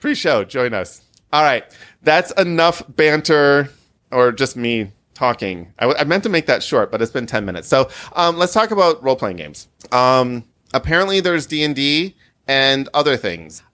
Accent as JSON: {"language": "English", "region": "Midwest", "country": "United States", "said": "I'm a Midwesterner"}